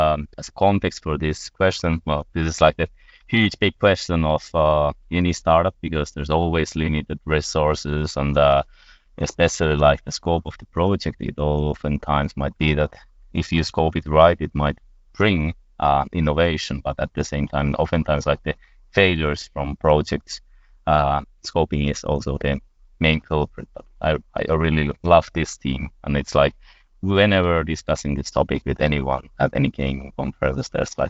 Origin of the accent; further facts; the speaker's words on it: Finland; I hail from Finland, from this games company called Fingersoft